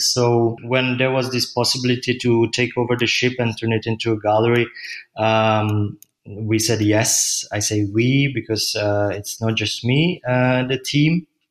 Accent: Czechia; moved away as an adult; now in Berlin, Germany; I'm from Czech Republic

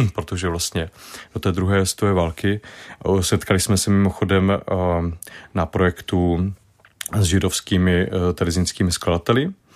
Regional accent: Brno, South Moravian Region, Czechia; od malička, když jsem z Brna

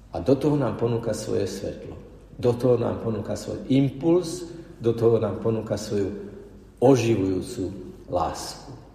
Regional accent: Slovakia; som tu zo Slovenska

